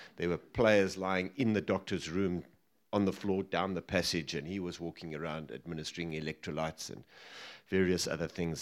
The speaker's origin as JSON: {"language": "English", "town": "Johannesburg", "region": "Gauteng", "country": "South Africa", "tie": "born or raised there", "also_born_or_lived": "Cape Town", "said": "We moved up to, to Joburg when I was about seven"}